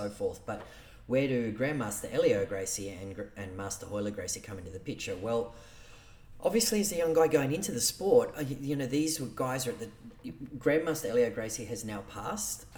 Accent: Sydney, New South Wales, Australia; I grew up in the East Lakes area. I lived in housing commission for 25, years.

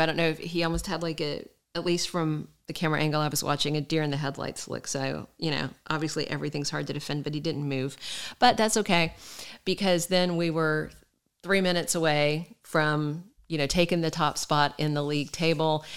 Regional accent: United States; me being American

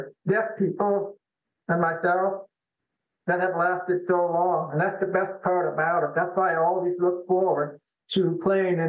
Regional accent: Toledo, Ohio, United States; I was born and raised, or I was raised in Toledo.

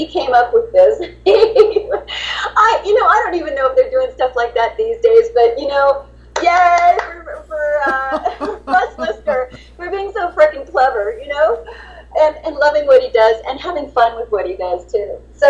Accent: Texas, United States; And remember, I'm from Texas, so everything I was doing was going to be a little bit not so correct, because I'm Southern, you know.

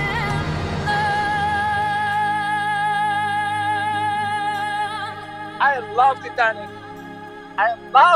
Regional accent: Niger; English is a second language; also born or lived in Arlit / Niamey; in my hometown because I live in Chuntabraden

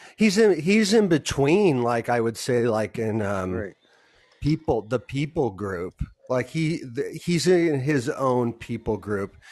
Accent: Southern California, United States; I'm from Southern California

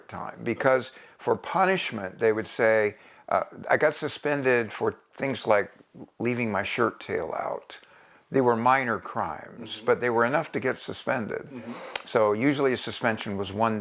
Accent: Coronado, California, United States; also born or lived in Bryan, Texas; growing up in a Southern California surfer town

